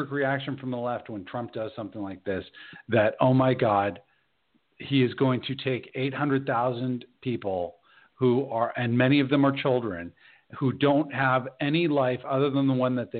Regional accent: United States; I'm an American citizen

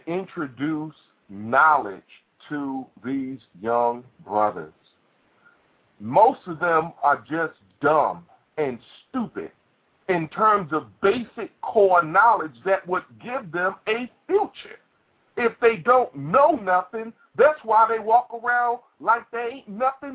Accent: New York City, New York, United States; I came out of Brooklyn, New York. I came from Brownsville

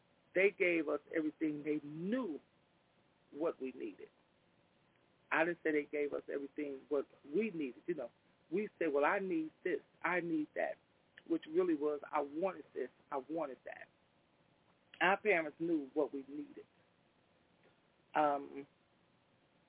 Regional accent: Chicago, Illinois, United States; also born or lived in Englewood, south side of Chicago; We was raised up on the west side of Chicago, between Central Park and Holman

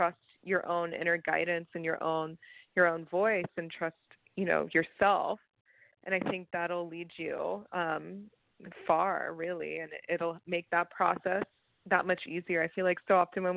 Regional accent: Atlanta, Georgia, United States; moved away as an adult; now in Los Angeles, United States; I came from Atlanta, born and raised, and moved out here in 2017 after finishing my master's degree

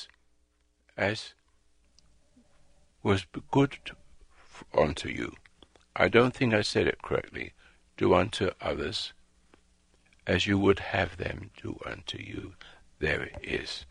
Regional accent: England, United Kingdom; also born or lived in Africa; now in United States; I'm an Englishman

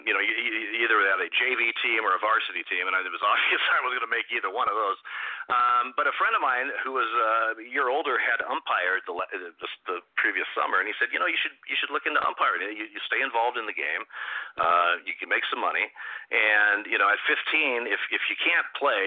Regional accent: Eugene, Oregon, United States; I grew up in Eugene, Oregon

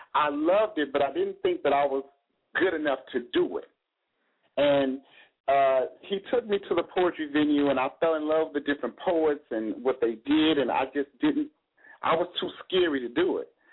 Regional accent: St. Louis, Missouri, United States; moved away as an adult; now in Miami, United States; I'm from St. Louis, Missouri, so I'm from the Midwest. I've been in Miami for two years, a little bit over two years.

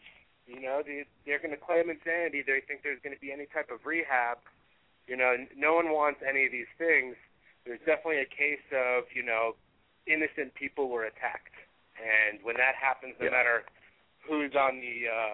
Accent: Connecticut, United States; now in Colorado, United States; I actually grew up in Connecticut, but moved out here, you know, full time.

